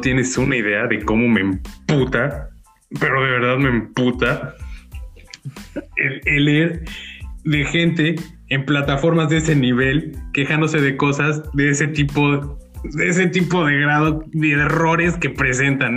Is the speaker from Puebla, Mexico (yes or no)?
yes; Puebla, Mexico; como poblanos